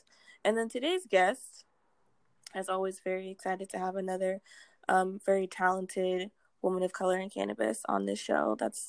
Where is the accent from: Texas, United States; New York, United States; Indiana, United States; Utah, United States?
Texas, United States; Houston; also born or lived in Massachusetts; we went to Texas. So I am from Texas now.